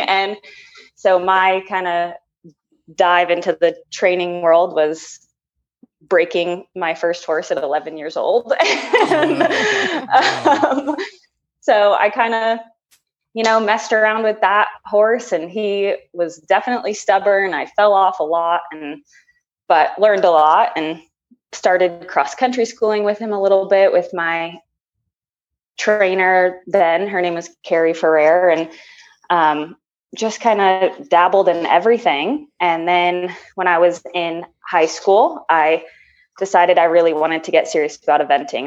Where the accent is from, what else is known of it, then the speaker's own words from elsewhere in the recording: Keller, Texas, United States; also born or lived in Phoenix, Arizona; And then I moved to Keller, Texas in fourth grade